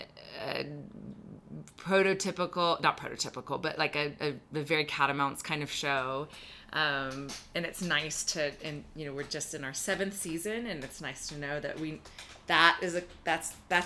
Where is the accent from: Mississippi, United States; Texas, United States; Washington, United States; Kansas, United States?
Texas, United States; moved away; I'm originally from Texas